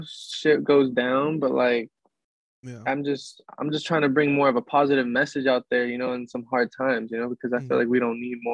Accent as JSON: {"language": "English", "town": "Seattle", "region": "Washington", "country": "United States", "tie": "born or raised there", "also_born_or_lived": "Sunnyside", "said": "Well, I was born in Sunnyside, Washington, and like I said, that's where my parents were from, and they moved out of there. So then we moved to Seattle when I was about like six"}